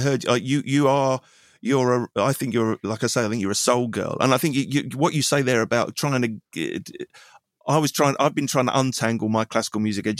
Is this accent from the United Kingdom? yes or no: yes; England, United Kingdom; I'm an Englishman and therefore I'm from these islands and I need to say something that is of these islands and is of my experience.